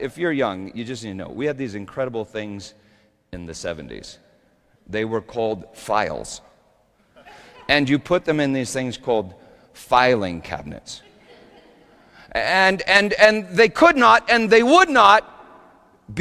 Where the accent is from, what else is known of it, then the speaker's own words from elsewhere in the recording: Littleton, United States; Sometimes I drive by the house where I grew up in Littleton. It's not that far from me